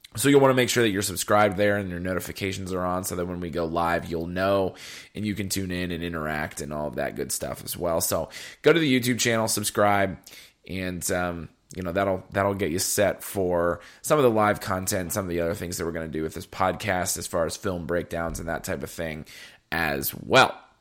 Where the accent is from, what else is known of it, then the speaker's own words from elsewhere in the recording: Ohio, United States; I'm from Ohio